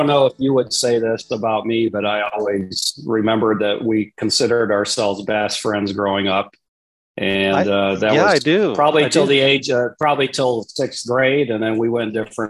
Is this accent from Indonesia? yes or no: yes; Papua, Indonesia; I grew up in Papua, Indonesia, as a missionary kid, as a third culture kid, as we are now referred to.